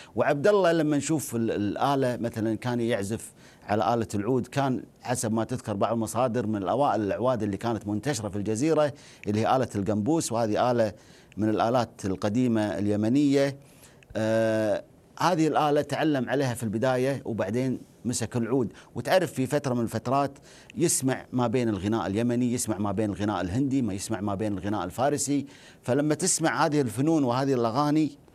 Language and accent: Arabic; Najd, Saudi Arabia; عندنا في نجد